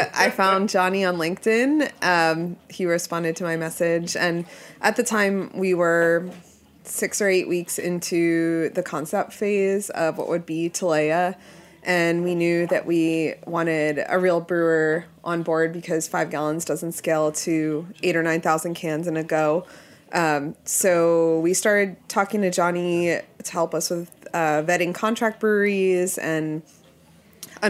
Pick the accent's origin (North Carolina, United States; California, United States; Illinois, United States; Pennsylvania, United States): Pennsylvania, United States; now in New York City, United States; I grew up in Pennsylvania